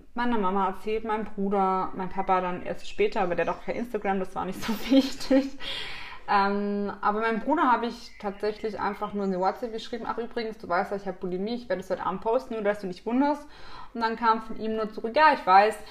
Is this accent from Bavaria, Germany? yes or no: no; Black Forest, Baden-Württemberg, Germany; now in Munich, Germany; wie man bei uns zu Hause im Schwarzwald sagt